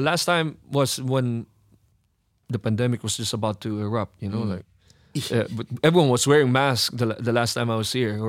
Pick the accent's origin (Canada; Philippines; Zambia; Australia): Philippines; Yeah, I'm Filipino.